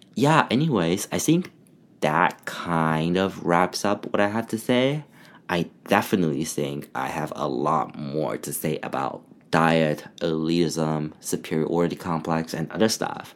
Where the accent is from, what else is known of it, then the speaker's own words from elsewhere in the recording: China; now in Canada; when I was growing up in China